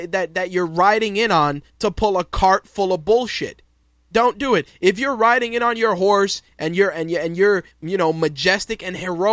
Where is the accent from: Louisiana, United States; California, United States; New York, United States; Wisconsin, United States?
New York, United States; New York City; growing up in New York City in the late 80s